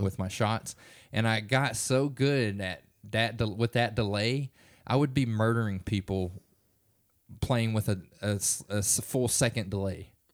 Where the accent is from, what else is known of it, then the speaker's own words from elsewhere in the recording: Springtown, Texas, United States; we grew up in Springtown, Texas